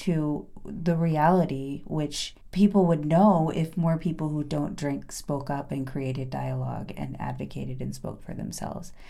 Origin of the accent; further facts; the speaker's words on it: Oregon, United States; I'm from Oregon, a town of 1,700 people. It's a farm town.